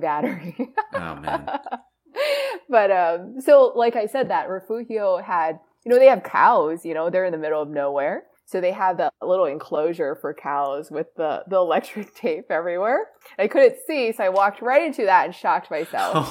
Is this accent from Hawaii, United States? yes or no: yes; Hawaii, United States; I'm from Hawaii